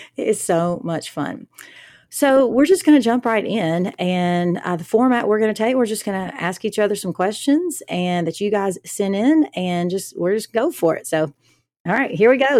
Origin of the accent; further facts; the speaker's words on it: the South, United States; I'm from the South.